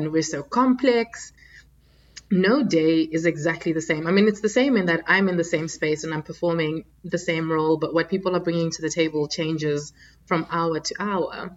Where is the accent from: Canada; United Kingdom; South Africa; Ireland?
South Africa; also born or lived in Democratic Republic of the Congo; now in Abu Dhabi, United Arab Emirates; I was born in the Democratic Republic of Congo, so in the DRC in Central Africa. And in the early 90s, our family moved to South Africa